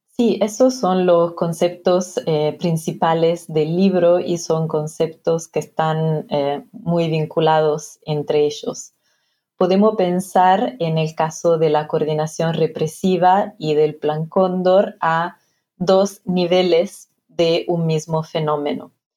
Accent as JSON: {"language": "Spanish", "region": "Piedmont", "country": "Italy", "tie": "born or raised there", "also_born_or_lived": "Argentina", "second_language": "Spanish", "moved": "as an adult", "lives_now": "United Kingdom", "said": "donde nací, en Italia, en la región de Piemonte"}